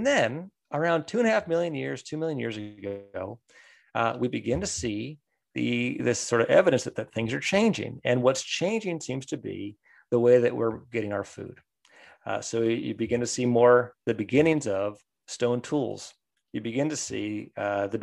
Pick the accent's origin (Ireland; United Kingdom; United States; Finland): United States; growing up in the States